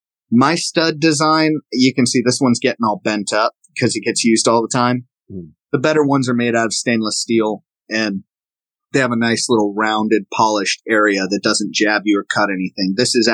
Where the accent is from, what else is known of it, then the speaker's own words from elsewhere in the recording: the South, United States; accent: Southern; sometimes my Southern accent comes out and it gets really thick. I usually don't have a thick Southern accent